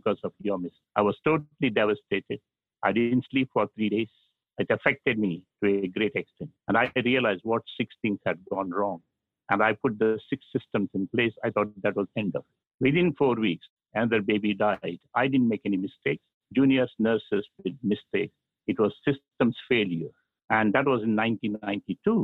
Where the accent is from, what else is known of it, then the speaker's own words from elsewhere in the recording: South India, India; I'm from South India